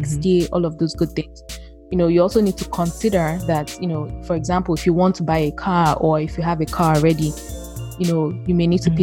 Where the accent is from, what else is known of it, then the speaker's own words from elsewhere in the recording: Nigeria; moved away as an adult; now in United States; I am from Nigeria